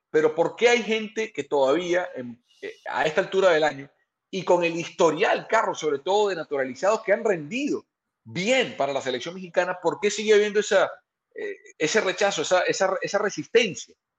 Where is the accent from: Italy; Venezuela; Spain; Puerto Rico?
Venezuela; now in California, United States; yo como venezolano